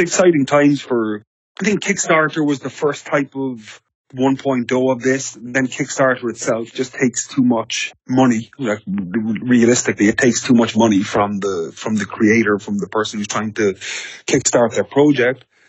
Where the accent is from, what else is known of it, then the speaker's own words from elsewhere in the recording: Ireland; I'm Irish.